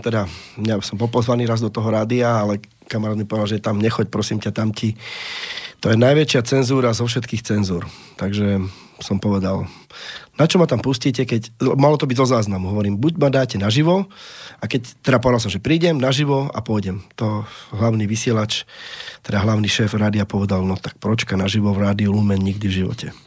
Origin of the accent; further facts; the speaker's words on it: Slovakia; Ja som Slovák